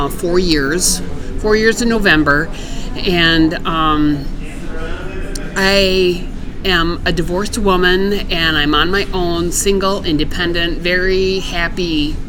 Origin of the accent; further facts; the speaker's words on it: Wisconsin, United States; Originally from Wisconsin.